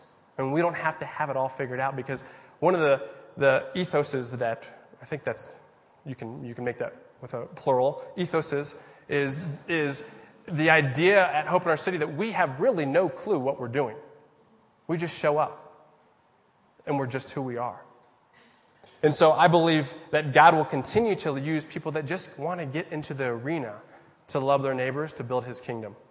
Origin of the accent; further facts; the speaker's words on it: United States; I'm a Christian and because I'm an American